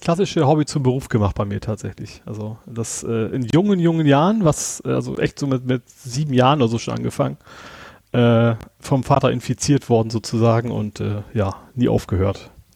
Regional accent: Lower Saxony, Germany; moved away; also born or lived in Bavaria; ich bin ja gebürtiger, äh, Niedersachse

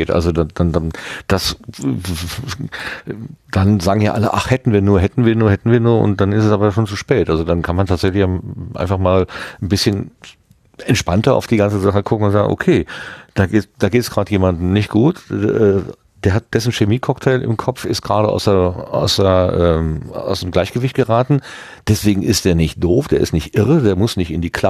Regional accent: North Rhine-Westphalia, Germany; wir kommen aus dem Ruhrgebiet und da hieß es immer, kommst nach Dortmund Applerbeck.

